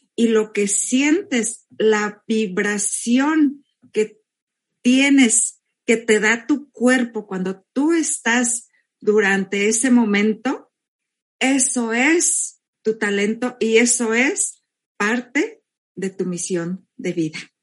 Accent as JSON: {"language": "Spanish", "country": "Mexico", "moved": "yes", "lives_now": "California, United States", "said": "yo soy mexicana, vivo en California"}